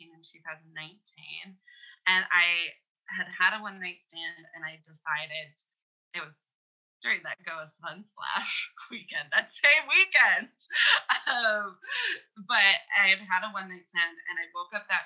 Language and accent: English; Canada; we're both Canadian as well